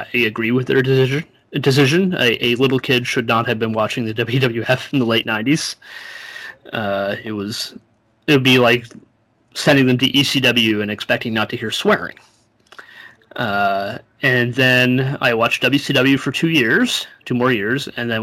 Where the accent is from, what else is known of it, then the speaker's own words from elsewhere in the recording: Canada; I'm Canadian